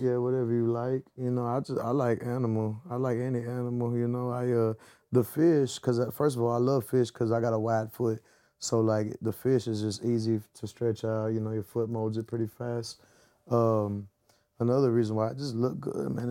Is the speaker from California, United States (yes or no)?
no; the South, Texas, United States; I'm from the South, so I'm forever gonna have a, a groove in me